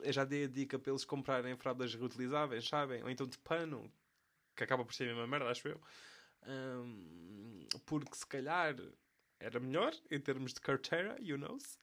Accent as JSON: {"language": "Portuguese", "country": "Portugal", "accent": "European Portuguese", "first_language": "European Portuguese"}